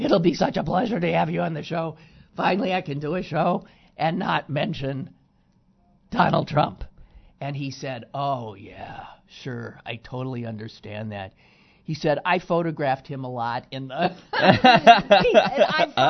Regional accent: Wisconsin, United States; home state of Wisconsin.

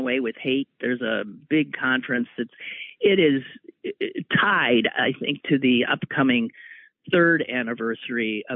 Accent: Wisconsin, United States; moved away; we're from Wisconsin.

